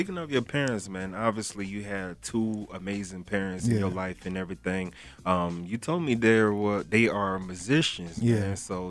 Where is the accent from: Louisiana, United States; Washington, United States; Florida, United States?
Florida, United States; Broward County; Everybody know I'm from Broward, but you from Dade County, Miami.